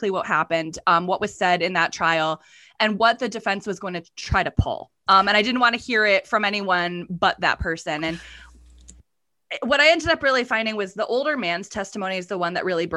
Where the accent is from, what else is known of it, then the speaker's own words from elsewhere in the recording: East Coast, United States; now in Minneapolis, United States; I grew up on the East Coast and now I live in the Midwest